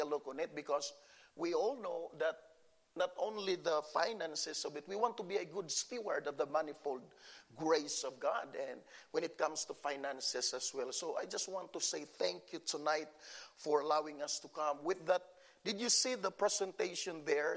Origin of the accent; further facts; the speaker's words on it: Philippines; English is a second language; moved away; I came from the Philippines